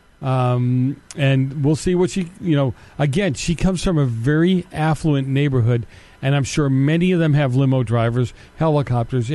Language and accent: English; Boston, Massachusetts, United States; I grew up in Boston